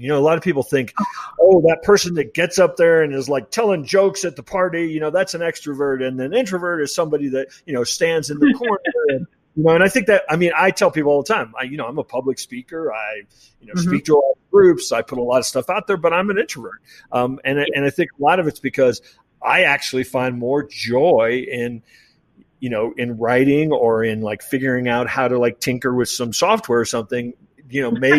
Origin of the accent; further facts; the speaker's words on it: Kansas City, United States; Kansas City, as listeners know, my hometown